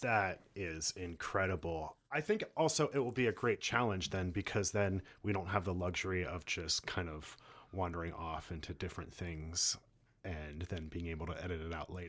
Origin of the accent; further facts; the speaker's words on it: Philadelphia, Pennsylvania, United States; moved away; I'm from Philly